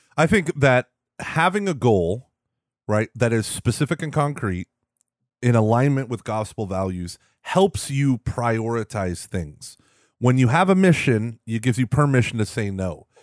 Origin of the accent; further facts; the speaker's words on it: Houston, Texas, United States; also born or lived in Austin, Texas; I'm from Houston. Everything is flat.